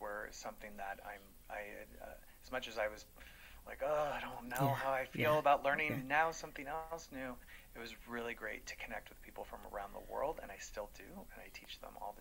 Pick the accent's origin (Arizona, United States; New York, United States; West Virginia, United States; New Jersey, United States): Arizona, United States; Phoenix; moved away; I'm originally from Phoenix, Arizona, so I'm a Mexican American